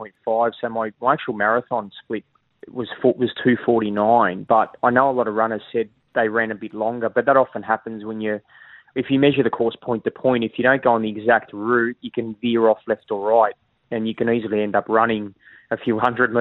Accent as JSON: {"language": "English", "town": "Sydney", "region": "New South Wales", "country": "Australia", "tie": "born or raised there", "also_born_or_lived": "Mascot, Sydney / Maroubra, Sydney", "moved": "as an adult", "lives_now": "Queensland, Australia", "said": "I was born in Mascot, moved to Maroubra when I was 12, lived in New South Wales for 30 years"}